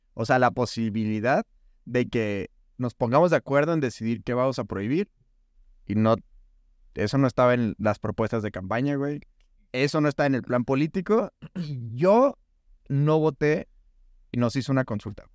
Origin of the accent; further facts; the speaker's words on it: Hidalgo del Parral, Chihuahua, Mexico; me preguntan de dónde eres de Parral, le digo, sí